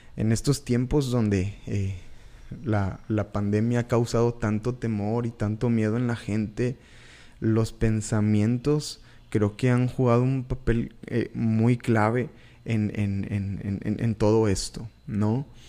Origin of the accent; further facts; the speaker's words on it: Reynosa, Tamaulipas, Mexico; also born or lived in Monterrey, Nuevo León / Valle Hermoso, Tamaulipas; Yo soy eh, originario de Tamaulipas. Nací en Monterrey, soy orgullosamente nacido en Monterrey, pero la verdad, la mayor parte de, mi vida yo, yo la viví en, en frontera, en... Eh, en Vallehermoso, Tamaulipas, en Reynosa, Tamaulipas